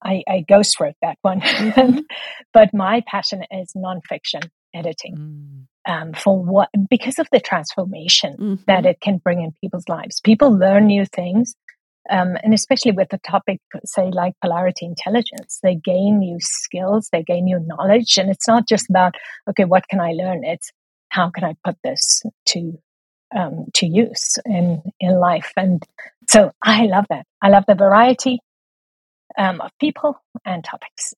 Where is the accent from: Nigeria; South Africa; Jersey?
South Africa; moved away as an adult; also born or lived in Taiwan; so if I sound a little bit funny, it's because I'm from South Africa.